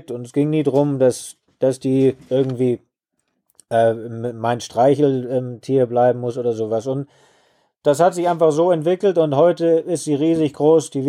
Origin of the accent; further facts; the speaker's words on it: Lake Constance, Germany; now in Botswana; Ich bin am Bodensee aufgewachsen und muss schon sagen, damals schon sehr naturverbunden.